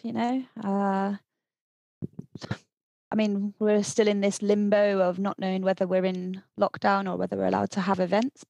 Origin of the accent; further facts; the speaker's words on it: South West England, United Kingdom; moved away as an adult; also born or lived in Scotland; I was born in Scotland, although I don't sound like I'm from Scotland, because I grew up in the southwest of England.